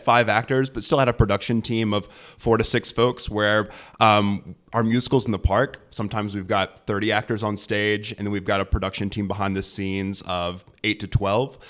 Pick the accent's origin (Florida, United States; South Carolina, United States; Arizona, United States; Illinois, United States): South Carolina, United States; Anderson; Born, born and raised, uh, entire life within like a, a thirty mi-, mile circle